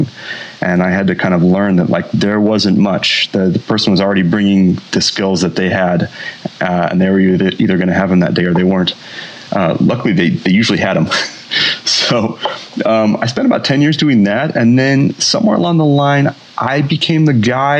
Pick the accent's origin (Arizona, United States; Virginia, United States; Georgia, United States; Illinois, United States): Illinois, United States; Champaign; my hometown then of Champaign